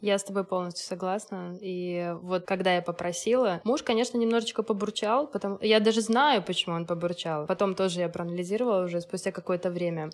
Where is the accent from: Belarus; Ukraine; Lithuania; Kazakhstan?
Belarus; Minsk; moved away as an adult; also born or lived in Moscow; Раньше я работала в Минске. Я из Минска, из Беларуси.